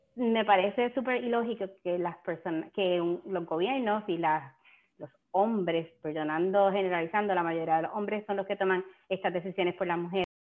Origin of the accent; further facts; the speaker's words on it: San Germán, Puerto Rico; yo soy de Puerto Rico también, de San Germán